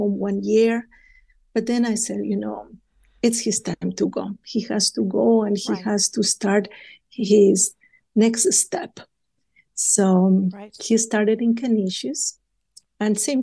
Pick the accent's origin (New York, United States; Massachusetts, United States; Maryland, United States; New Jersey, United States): Maryland, United States; We are from Maryland. We live in Maryland.